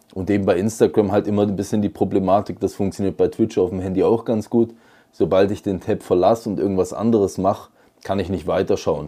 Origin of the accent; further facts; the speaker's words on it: Switzerland; bei uns in der Schweiz